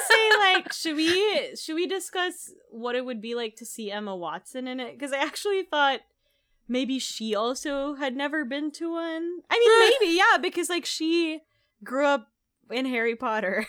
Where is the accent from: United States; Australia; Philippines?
Philippines; moved away; I was raised in the Philippines